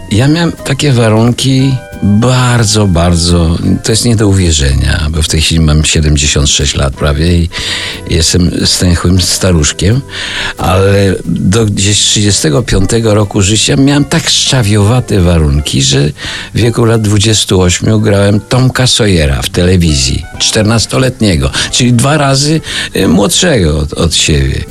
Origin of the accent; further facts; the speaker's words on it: Puławy, Lublin Voivodeship, Poland; ja pochodzę z Nadwisły, z Puław